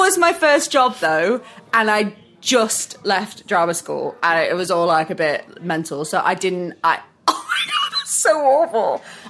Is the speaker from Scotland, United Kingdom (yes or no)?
no; Manchester, North West England, United Kingdom; also born or lived in Chester; I'm not from Preston. I'm from Manchester.